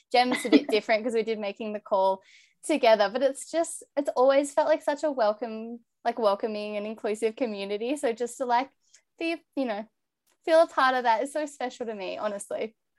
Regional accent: Bathurst, New South Wales, Australia; moved away; also born or lived in Victoria; I grew up in New South Wales

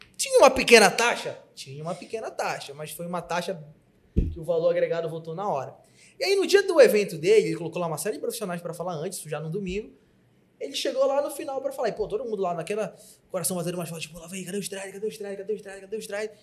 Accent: Pará, Brazil; Eu, como bom paraense

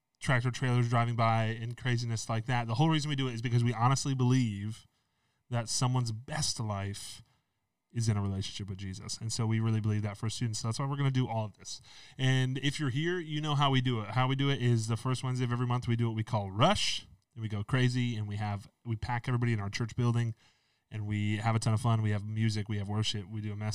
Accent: New York, United States; moved away as an adult; also born or lived in North Carolina / Ohio / Pennsylvania; I grew up in New York, but I interned in North Carolina

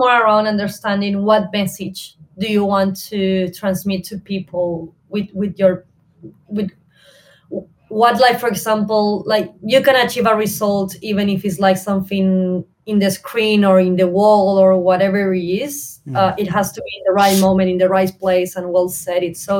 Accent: Córdoba, Argentina; English is a second language; now in Buenos Aires, Argentina; So I started uni at Buenos Aires. I'm original from Cordoba, which is like 8 hours from Buenos Aires. So I moved to Buenos Aires.

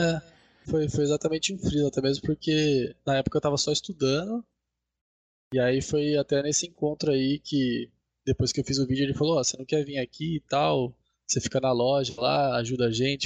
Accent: Sorocaba, São Paulo, Brazil; eu sou de Sorocaba também

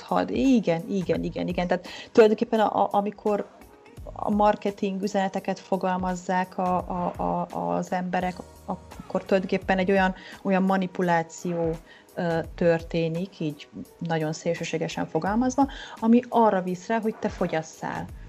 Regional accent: Oradea, Bihor County, Romania; moved away as an adult; also born or lived in Budapest, Hungary; valóban lassan 20 éve költöztem el Nagyváradról, a Budapesti Eltár Pszichológia Egyetemre felvételiztem

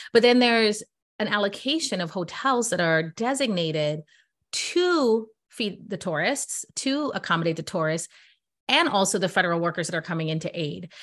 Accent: New York, United States; I'm from New York

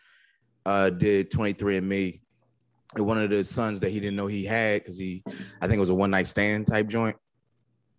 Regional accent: New Jersey, United States

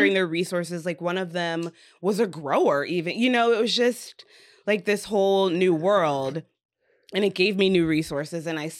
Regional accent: Indiana, United States; I'm from Indiana, stuck in my ways, rural guy

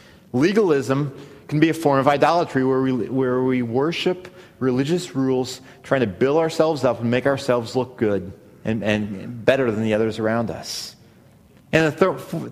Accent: Missouri, United States; I grew up in Missouri

